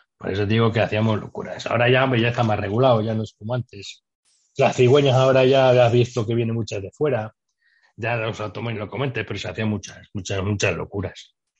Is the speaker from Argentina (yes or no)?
no; Medina del Campo, Castile and León, Spain; also born or lived in Madrid; me fui desde aquí de Mina al Campo, que no había trabajo